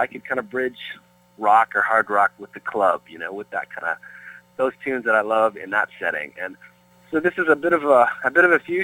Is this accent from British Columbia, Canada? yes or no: no; Peterborough, Ontario, Canada; moved away as an adult; now in Brentwood, United States; growing up in Peterborough and, you know, being Canadian